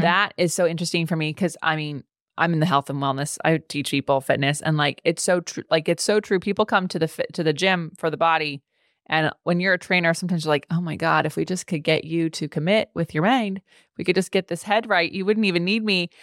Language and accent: English; California, United States; as a Californian